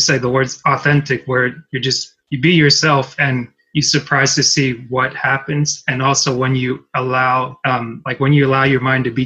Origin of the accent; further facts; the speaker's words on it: United States; I grew up mostly in America, I didn't, like my parents aren't American, and it's like, I'm not, like I'm a naturalized citizen